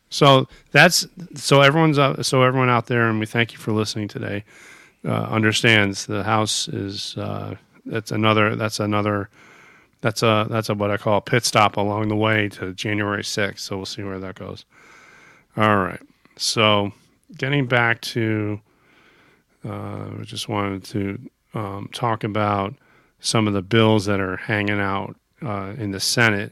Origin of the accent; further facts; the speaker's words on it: United States; as an American